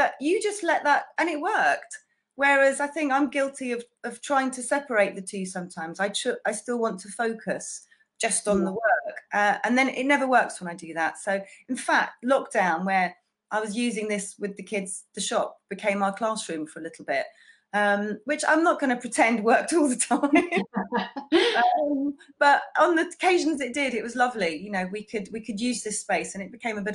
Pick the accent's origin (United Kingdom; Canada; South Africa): United Kingdom; Folkestone, South East England; moved away; I grew up in Folkestone, but I've been back down here now for nearly 12 years.